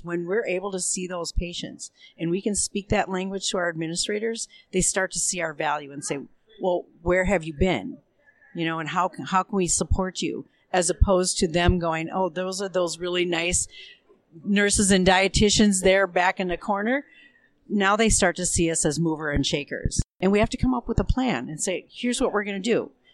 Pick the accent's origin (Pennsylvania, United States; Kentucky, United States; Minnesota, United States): Minnesota, United States; Minneapolis; I come from Minneapolis, Minnesota